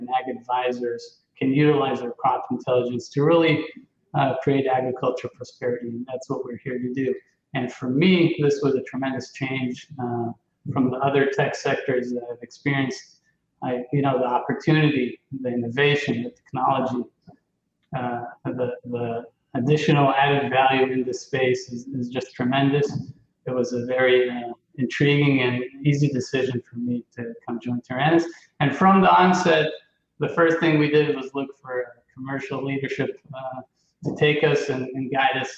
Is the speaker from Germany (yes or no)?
no; Israel; now in United States; I'm originally from Israel, but I've been here for a while in the U.S.